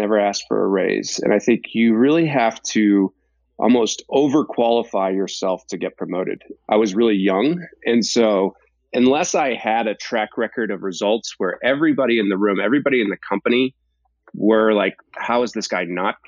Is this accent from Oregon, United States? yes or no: no; Boston, Massachusetts, United States; moved away as an adult; also born or lived in New Hampshire; I grew up in Boston